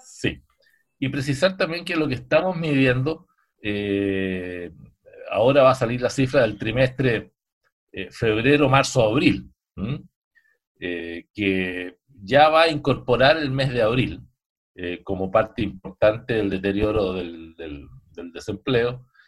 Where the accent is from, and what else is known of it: Chile